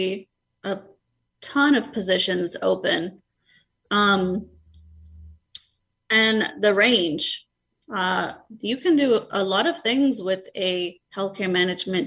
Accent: New York, United States; moved away; I grew up in New York, in the Bronx

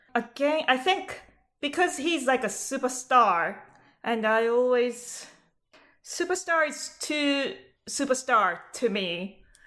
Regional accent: Japan; moved away; I'm from Japan

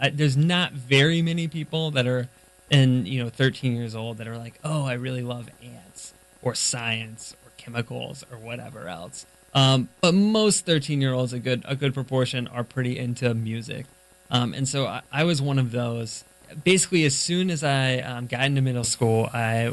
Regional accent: Florida, United States; I was from Florida, so we were based out of Tallahassee, Florida

